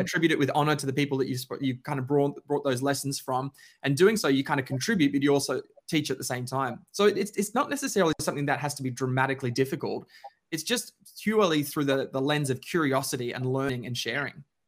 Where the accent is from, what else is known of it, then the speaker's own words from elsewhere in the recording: Queensland, Australia; now in Melbourne, Australia; Queenslander by birth, Melbourneian by choice